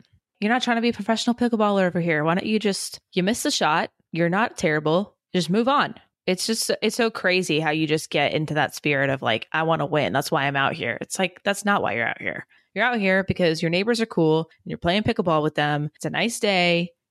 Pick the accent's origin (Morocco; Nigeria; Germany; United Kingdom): Germany; born there; I was born in Germany.